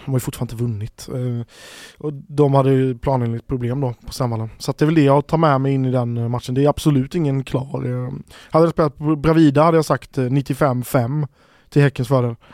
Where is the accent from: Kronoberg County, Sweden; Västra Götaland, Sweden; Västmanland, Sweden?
Kronoberg County, Sweden; Växjö; jag är uppvuxen i hybridgrässtaden, hybridgrässtaden Växjö